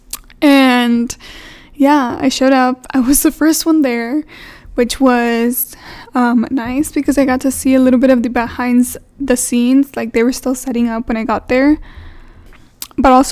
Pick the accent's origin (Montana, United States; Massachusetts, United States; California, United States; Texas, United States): Texas, United States; I'm from Texas